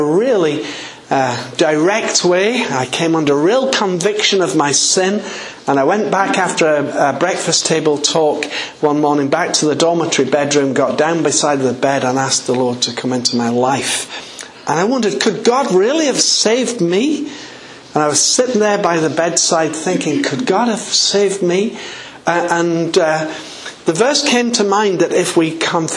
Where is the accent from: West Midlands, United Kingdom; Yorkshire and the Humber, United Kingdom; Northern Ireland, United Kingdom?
Yorkshire and the Humber, United Kingdom; just outside the city of York; accent: English; I was born just outside the city of York in a very small village. My folk were farming people.